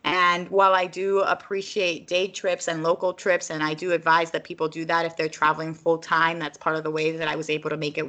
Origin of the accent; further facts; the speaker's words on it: Puerto Rico; first language Spanish; moved away; I was born in Puerto Rico, so I guess it's technically my first language, but I think and I speak more comfortably in English